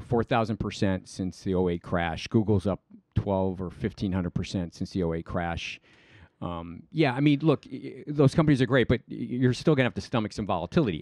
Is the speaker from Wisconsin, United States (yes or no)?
no; Cleveland, Ohio, United States; moved away as an adult; also born or lived in Panama; now in Manhattan Beach, United States; I grew up in Cleveland.